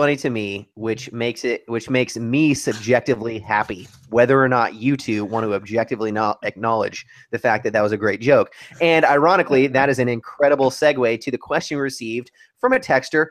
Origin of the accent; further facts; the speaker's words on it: California, United States; moved away; my home state of California